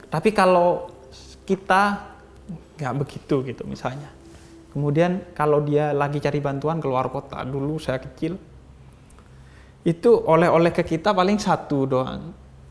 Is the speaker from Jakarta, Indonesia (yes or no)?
no; East Java, Indonesia; di Jawa Timur di kampung saya